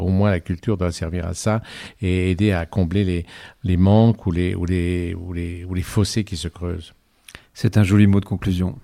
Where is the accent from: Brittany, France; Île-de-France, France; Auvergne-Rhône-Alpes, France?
Auvergne-Rhône-Alpes, France; Annecy; moved away; also born or lived in Cruseilles; je suis né à Annecy